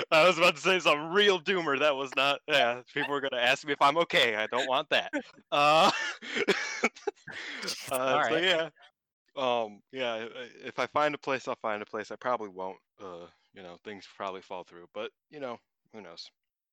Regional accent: United States; I'm from America

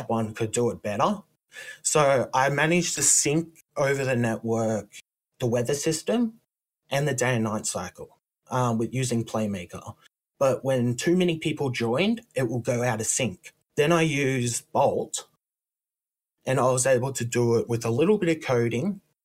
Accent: Australia; I come from Australia

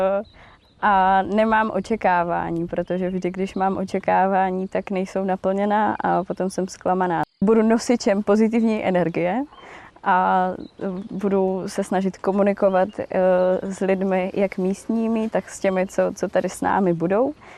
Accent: Kružberk, Moravian-Silesian Region, Czechia; Jsem z malé vesnice u Opavy, z Kružberku

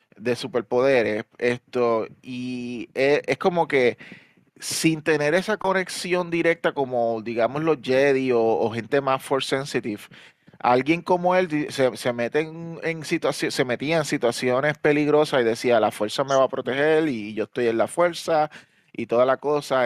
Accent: Puerto Rico; now in New York, United States; somos de Puerto Rico, yo vivo en Nueva York

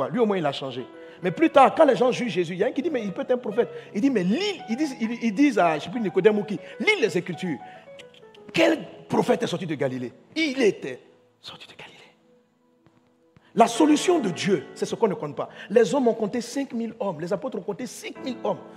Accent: Côte d’Ivoire; Moi, je suis moi, je suis Ivoirien.

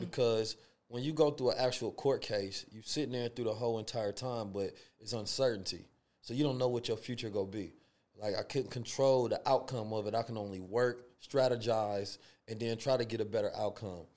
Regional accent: Oakland, California, United States; also born or lived in St. Louis, Missouri; growing up in Oakland, California, and Saint Louis

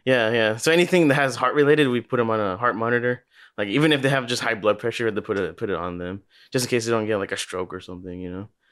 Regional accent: Los Angeles, California, United States; also born or lived in Glendale, California; we went to Granada Hills

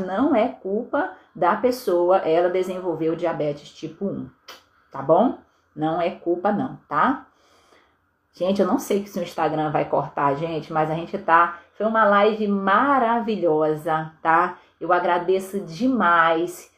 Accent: Vitória, Espírito Santo, Brazil; eu sou de Vitória, no Espírito Santo

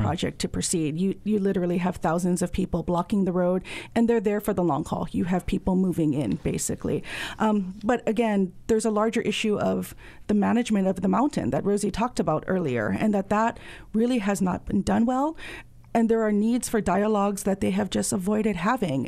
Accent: Hawaii, United States; as a Hawaiian community

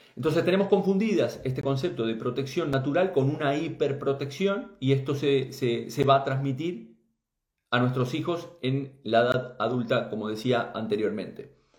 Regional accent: Uruguay; moved away; gente de allí, de mi tierra, de Uruguay

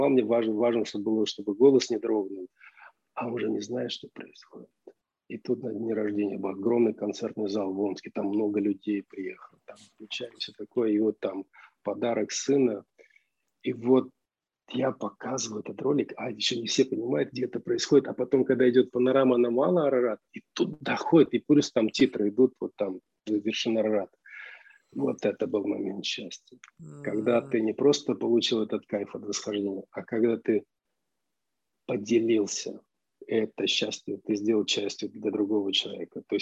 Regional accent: Armenia; ну, я армянин, а арара для армянина это все равно, что там Сион или Гамаисев гора

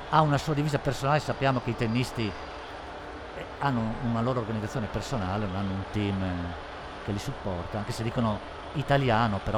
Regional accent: Bergamo, Lombardy, Italy; ce andiamo, siamo di Bergamo.

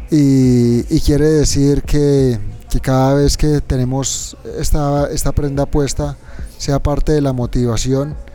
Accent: Tunja, Boyacá, Colombia; moved away as an adult; also born or lived in Europe; teniendo la posibilidad y viviendo en Europa, quise que mis hijos nacieran en, el mismo, en la misma ciudad donde yo nací. ¿Son de Cómbita? Son de Tunja.

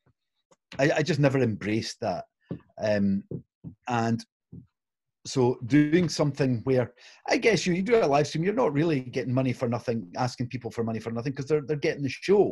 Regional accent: Glasgow, Scotland, United Kingdom; it's Italian a few generations back. But I was born in Glasgow

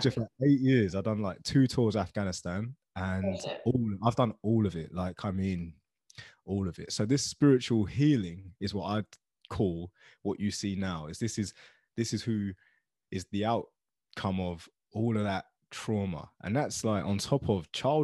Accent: Luton, East of England, United Kingdom; I grew up in Luton Town, which is a small town in England

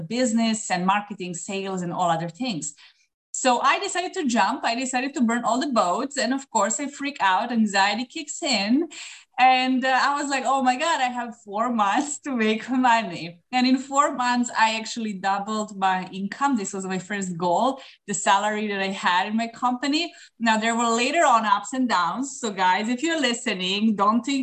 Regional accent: Serbia; moved away as an adult; now in Dubai, United Arab Emirates; I'm originally from Serbia

